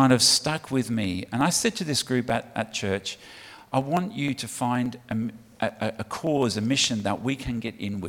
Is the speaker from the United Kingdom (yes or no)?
yes; United Kingdom; moved away as an adult; now in Australia; From the UK, if you haven't picked that up from my accent already